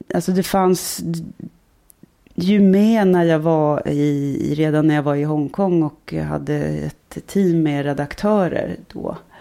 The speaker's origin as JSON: {"language": "Swedish", "town": "Stockholm", "region": "Stockholm County", "country": "Sweden", "tie": "born or raised there", "accent": "stockholmska", "moved": "as an adult", "said": "Jag är uppvuxen i Stockholm, eh, både i, i, inne i stan och eh, norr om stan och väster om stan"}